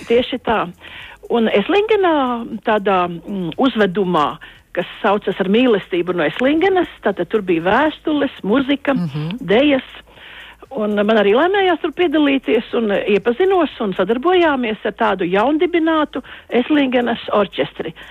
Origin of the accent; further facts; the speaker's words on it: Latvia; Mēs esam tālu no Latvijas, bet mums ir radi draugi un mēs arī viena liela daļa atgriezīsimies Latvijā.